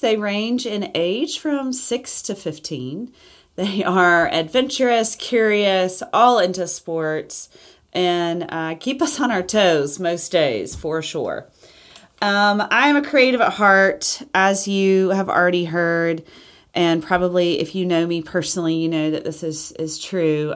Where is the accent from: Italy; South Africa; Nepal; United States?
United States; Auburn, Alabama; I was born in Auburn, Alabama.